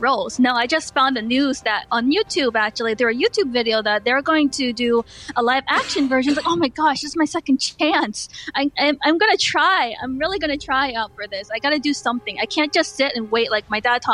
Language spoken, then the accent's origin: English; New Jersey, United States; also born or lived in Philippines; I was born in New Jersey.